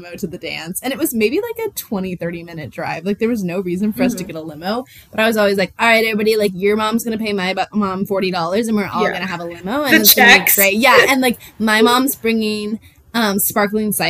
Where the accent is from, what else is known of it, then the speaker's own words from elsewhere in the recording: Puyallup, Washington, United States; the most important part of my hometown culture to me is the Puyallup Fair